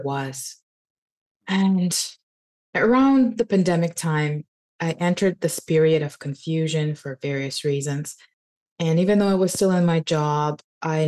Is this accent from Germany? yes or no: no; Ukraine; also born or lived in Canada; now in Mexico; I was born in Ukraine